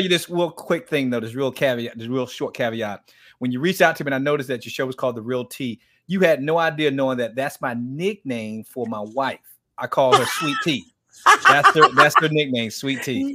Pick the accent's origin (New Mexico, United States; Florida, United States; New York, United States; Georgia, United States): Florida, United States; Miami; I grew up in Miami